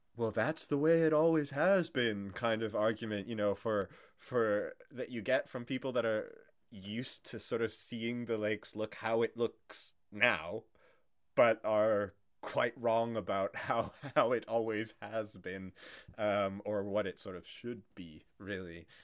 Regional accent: Canada; as a Canadian

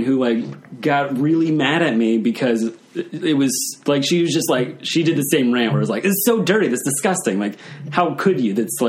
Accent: Texas, United States; now in Richmond, United States; I'm from Texas

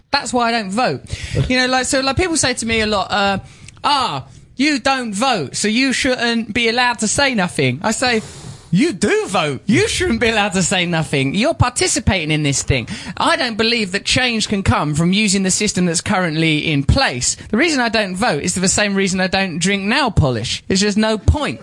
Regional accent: Grays, East of England, United Kingdom; moved away; I'm from a place called Grays in Essex

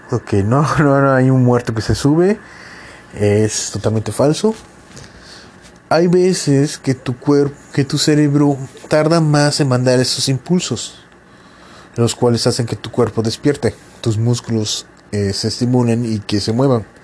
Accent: Yucatán, Mexico; es como todo yucateco, yo duermo en una hamaca.

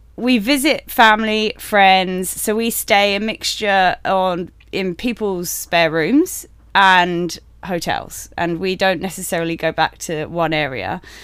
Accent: United Kingdom; moved away as an adult; We're obviously British, um, and before joining this industry, we lived in the U K

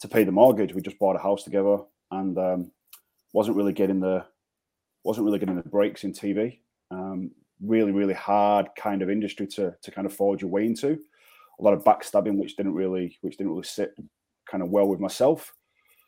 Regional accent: Manchester, North West England, United Kingdom; moved away; I'm from Manchester, back in the UK

